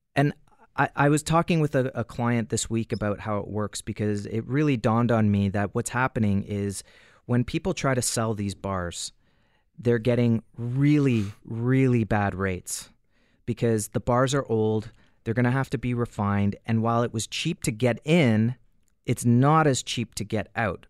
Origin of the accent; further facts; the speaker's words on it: Canada; as a Canadian